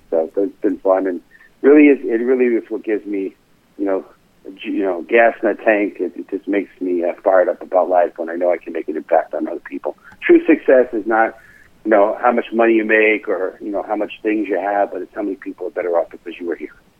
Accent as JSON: {"language": "English", "town": "New York City", "region": "New York", "country": "United States", "tie": "born or raised there", "moved": "yes", "lives_now": "Stamford, United States", "said": "born and raised in the Bronx"}